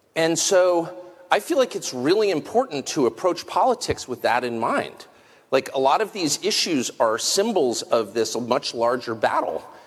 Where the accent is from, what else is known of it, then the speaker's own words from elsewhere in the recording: United States; I'm American. And so I grew up with this feeling